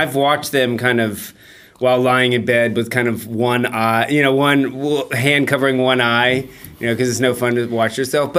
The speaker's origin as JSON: {"language": "English", "town": "Atlanta", "region": "Georgia", "country": "United States", "tie": "born or raised there", "also_born_or_lived": "Gainesville, Florida", "moved": "as an adult"}